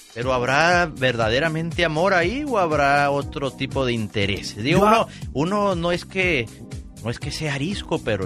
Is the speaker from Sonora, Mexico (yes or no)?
yes; Nogales, Sonora, Mexico; moved away; Javier Solís era mi paisano porque él nació en Nogales, Sonora, al igual que su servidor